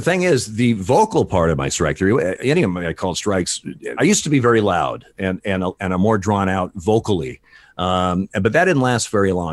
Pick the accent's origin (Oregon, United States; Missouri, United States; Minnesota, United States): Oregon, United States; Eugene; also born or lived in Portland, Oregon; I grew up in Eugene, Oregon